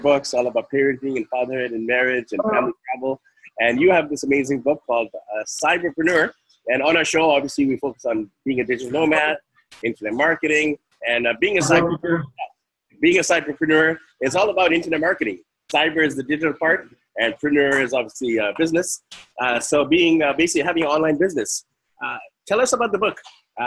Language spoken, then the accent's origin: English; Canada; now in Philippines; we're from Canada